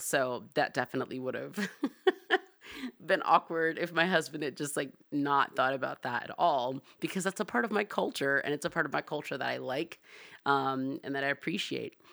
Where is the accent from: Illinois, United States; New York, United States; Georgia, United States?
Georgia, United States; Atlanta; I'm from Atlanta, I'm black